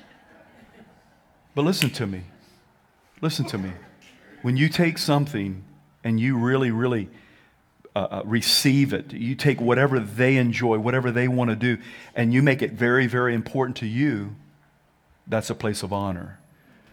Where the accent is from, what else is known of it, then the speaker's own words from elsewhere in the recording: the South, United States; I'm from the South